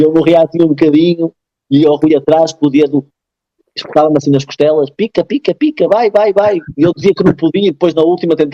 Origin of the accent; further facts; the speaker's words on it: Portugal; moved away as an adult; eu nasci em Portugal e vim para aqui depois com 4